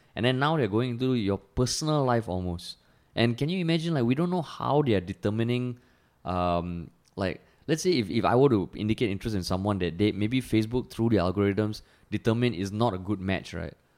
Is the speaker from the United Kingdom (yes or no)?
no; Singapore; growing up in Singapore